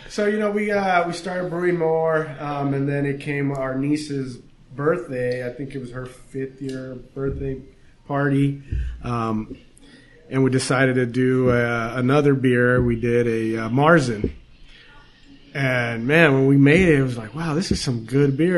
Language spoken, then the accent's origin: English; Downey, California, United States; now in Whittier, United States; So we grew up in Downey